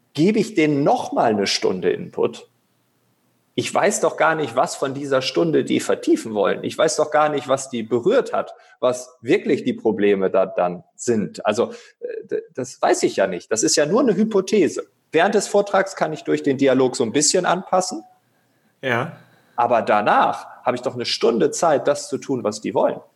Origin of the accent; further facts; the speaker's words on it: East Frisia, Lower Saxony, Germany; moved away; in meiner Heimat Ostfriesland